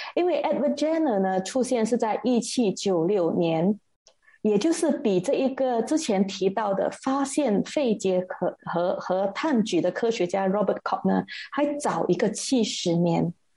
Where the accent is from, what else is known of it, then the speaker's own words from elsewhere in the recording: Malaysia; 因为我们马来西亚的人民哈，我们的身体里面并没有这个肺炎病毒的记忆